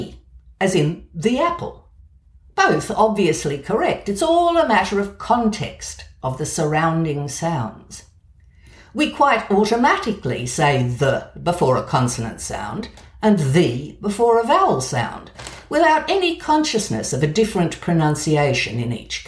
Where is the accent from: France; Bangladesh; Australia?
Australia; accent: Australian; moved away; also born or lived in Edinburgh; my Australian accent.